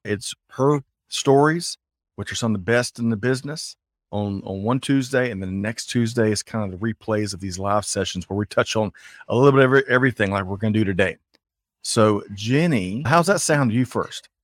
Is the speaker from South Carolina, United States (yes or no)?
yes; Aiken, South Carolina, United States; I grew up in Aiken, South Carolina